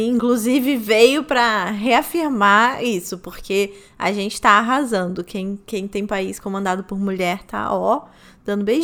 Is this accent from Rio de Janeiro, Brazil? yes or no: yes; Rio de Janeiro, Brazil; Duas cariocas aqui.